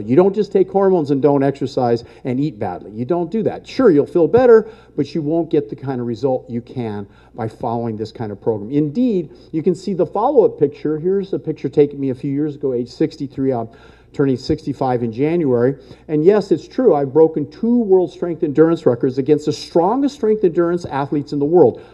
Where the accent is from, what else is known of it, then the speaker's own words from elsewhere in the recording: El Monte, California, United States; I was born and raised in California, lived here my whole life, El Monte, California